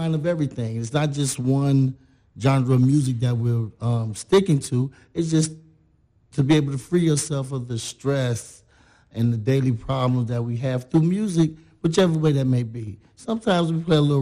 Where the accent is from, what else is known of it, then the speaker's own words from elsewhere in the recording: Chicago, Illinois, United States; moved away as an adult; now in Belleville, Illinois, United States; from Chicago